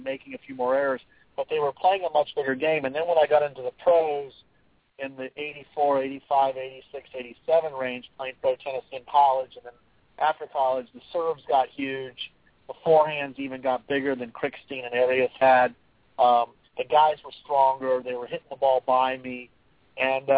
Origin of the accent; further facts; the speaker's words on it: Florida, United States; I grew up in Florida on the slow clay courts.